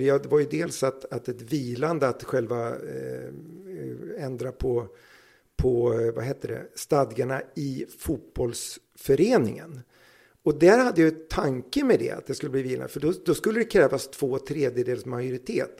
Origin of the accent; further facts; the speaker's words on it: Södertälje, Stockholm County, Sweden; Jag är från Södertälje